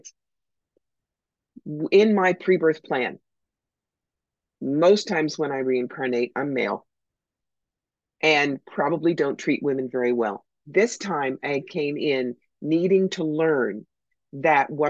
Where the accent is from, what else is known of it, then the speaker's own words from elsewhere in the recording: New York, United States; I'm from New York.